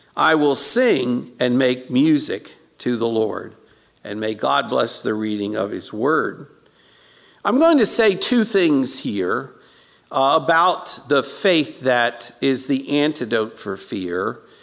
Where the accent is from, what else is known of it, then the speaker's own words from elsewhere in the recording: Baltimore, Maryland, United States; I was born in South Baltimore at uh, South Baltimore General Hospital